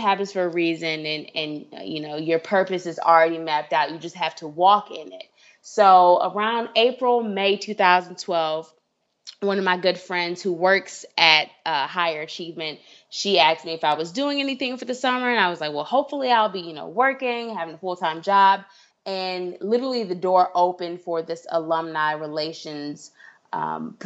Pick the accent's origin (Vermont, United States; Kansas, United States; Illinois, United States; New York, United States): Illinois, United States; Evanston; moved away as an adult; now in Washington, D.C., United States; some people may or may not know where Evanston is, but that's where I grew up, right near Northwestern University